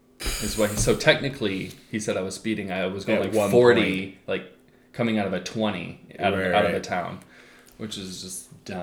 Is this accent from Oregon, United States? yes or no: yes; Oregon, United States; We're from Oregon.